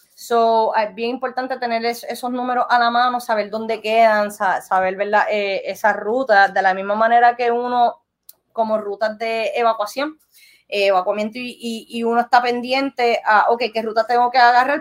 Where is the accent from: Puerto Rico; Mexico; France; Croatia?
Puerto Rico; also born or lived in Florida; yo soy de Puerto Rico